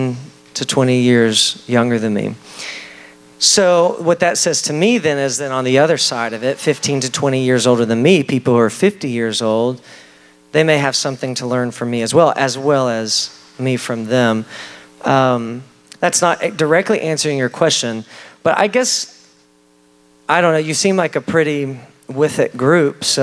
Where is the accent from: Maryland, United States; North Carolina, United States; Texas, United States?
Texas, United States; I grew up in Texas, pretty rural setting in Texas in a little Baptist church